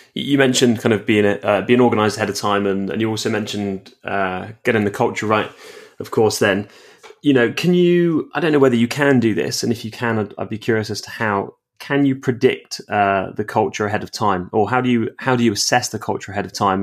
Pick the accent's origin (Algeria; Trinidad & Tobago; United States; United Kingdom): United Kingdom; England; I'm obviously English